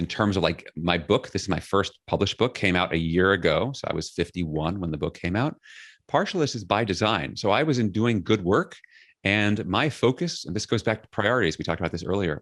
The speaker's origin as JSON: {"language": "English", "town": "New York City", "region": "New York", "country": "United States", "tie": "born or raised there", "said": "I grew up in Flushing, Queens, New York City."}